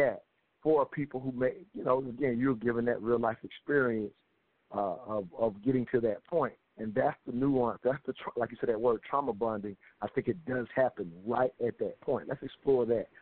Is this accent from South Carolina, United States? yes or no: yes; South Carolina, United States; now in Atlanta, United States; we're here in Atlanta, and I grew up in South Carolina